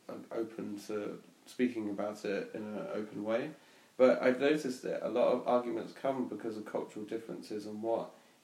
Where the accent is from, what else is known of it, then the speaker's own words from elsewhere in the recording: England, United Kingdom; I mean, especially growing up in England, I think that's a problem too